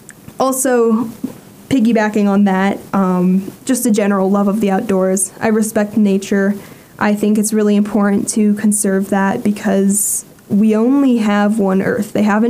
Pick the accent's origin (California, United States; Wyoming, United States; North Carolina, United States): Wyoming, United States; Jackson; I did not grow up on a ranch, but I did grow up doing just every outdoor activity that there is to do in Jackson, Wyoming.